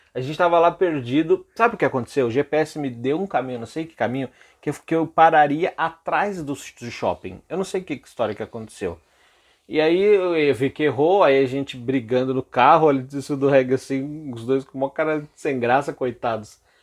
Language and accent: Portuguese; São Paulo, Brazil; eu nasci aqui em São Paulo mesmo